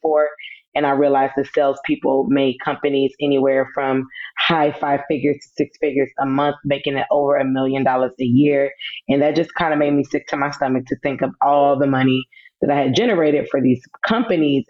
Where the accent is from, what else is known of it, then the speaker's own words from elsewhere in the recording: Atlanta, Georgia, United States; also born or lived in Los Angeles, California / Fayetteville, North Carolina; I'm initially from California, from Los Angeles, but I always tell people that I am from Atlanta because that's where I was mostly born and raised